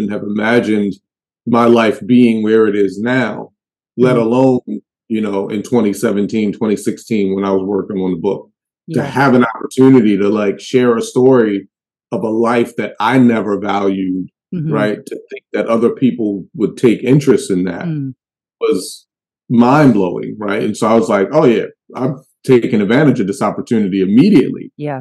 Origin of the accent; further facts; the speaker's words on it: Baltimore, Maryland, United States; I'm from Baltimore, like the real Baltimore.